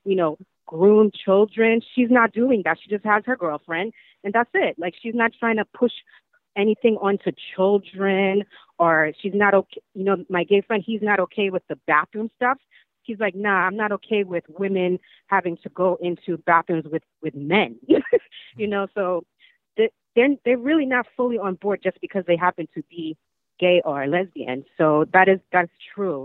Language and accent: English; New York, United States; I'm born and raised in New York